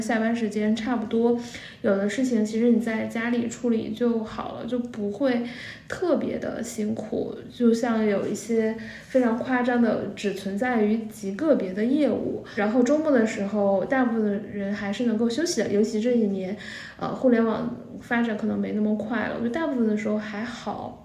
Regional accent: Northeast China, China; moved away as an adult; also born or lived in Shanghai; now in Beijing, China; 作为一个东北人刚来上海

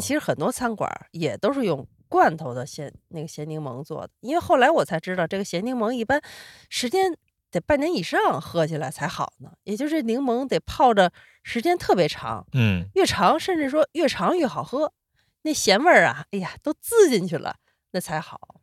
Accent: Sichuan, China; moved away; 因为我四川人

